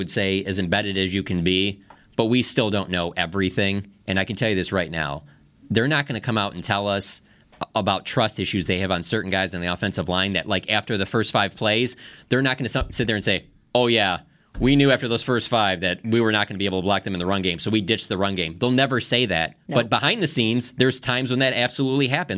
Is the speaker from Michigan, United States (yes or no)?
yes; Detroit, Michigan, United States; I'm from Detroit.